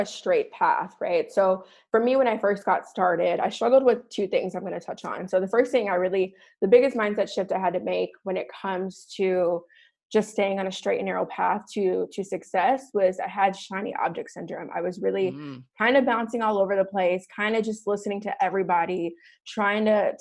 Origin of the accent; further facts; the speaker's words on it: Chicago, Illinois, United States; moved away as an adult; now in Scottsdale, United States; I am originally from Chicago, born and raised, grew up in Chicago